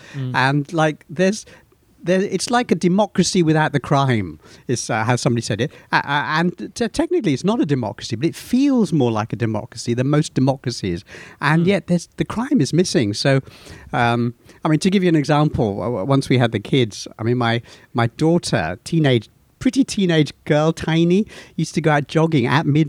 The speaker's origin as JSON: {"language": "English", "town": "Colombo", "region": "Western Province", "country": "Sri Lanka", "tie": "born there", "said": "I was born in Colombo, Sri Lanka."}